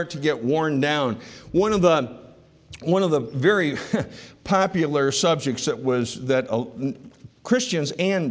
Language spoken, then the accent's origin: English; Rochester, New York, United States; I grew up in Rochester